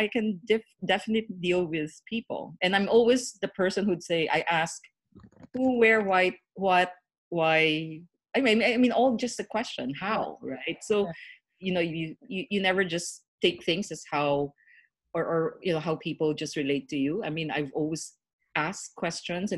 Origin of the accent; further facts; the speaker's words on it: Philippines; I'm Chinese Filipino